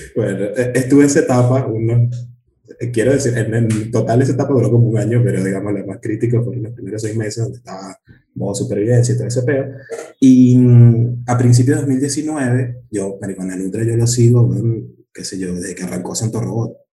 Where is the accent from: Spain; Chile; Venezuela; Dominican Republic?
Venezuela; Caracas, Capital District; soy caraqueño primero, yo siempre digo caraqueño antes que venezolano, porque en Caracas somos así.